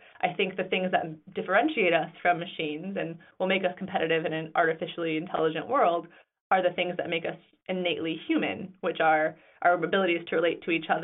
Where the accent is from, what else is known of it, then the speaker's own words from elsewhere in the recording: Grand Rapids, Michigan, United States; now in New York, United States; I was born and raised in Grand Rapids, Michigan